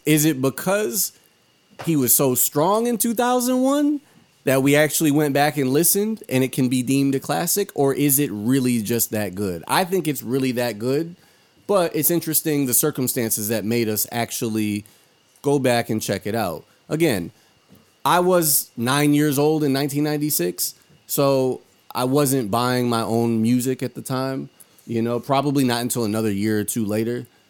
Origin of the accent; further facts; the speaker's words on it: Hartford, Connecticut, United States; I'm from Hartford, Connecticut